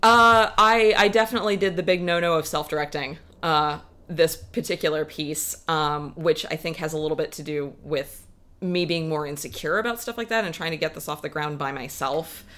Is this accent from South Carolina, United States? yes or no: yes; South Carolina, United States; moved away as an adult; now in Seattle, United States; I grew up in South Carolina